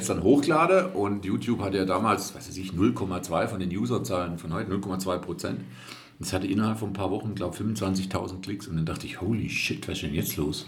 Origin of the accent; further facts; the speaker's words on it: Reutlingen, Baden-Württemberg, Germany; accent: Swabian; Ich bin ja Schwabe, also ich bin ja damit aufgewachsen.